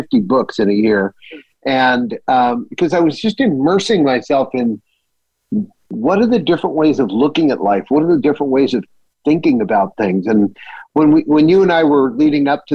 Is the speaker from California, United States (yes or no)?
yes; Southern California, United States; also born or lived in Bay Area; I was raised in Southern California by two Irish immigrants